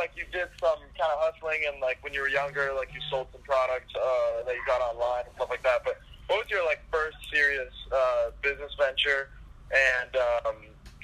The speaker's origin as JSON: {"language": "English", "town": "Boston", "region": "Massachusetts", "country": "United States", "moved": "as an adult", "lives_now": "Los Angeles, United States", "said": "I'm actually from Boston."}